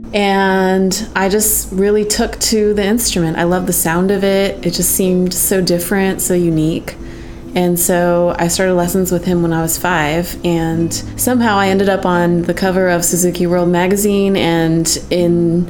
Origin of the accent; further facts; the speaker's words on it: San Jose, California, United States; I grew up in San Jose, California